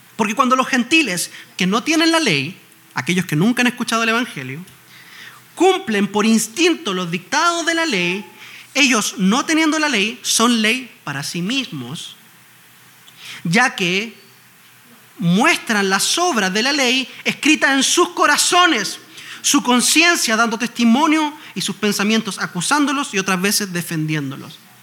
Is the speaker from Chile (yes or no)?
yes; Chile; en Chile, en mi país.